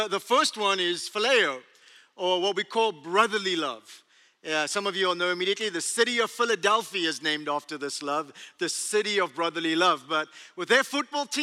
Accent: South Africa; accent: South African; moved away as an adult; now in United States; Where's my accent from? Australia? Nope. South Africa? Bingo.

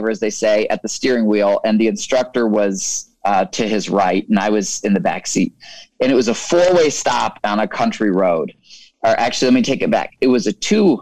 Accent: Michigan, United States; I grew up in Michigan

